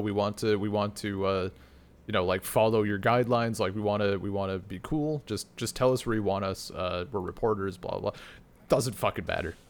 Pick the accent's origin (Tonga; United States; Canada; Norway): United States; Wisconsin; my area of Wisconsin